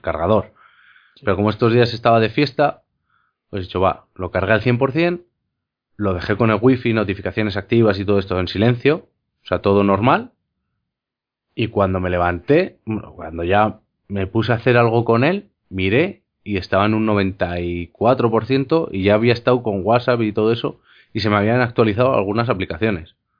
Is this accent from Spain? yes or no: yes; Spain; como los castellanos, como hablamos nosotros en España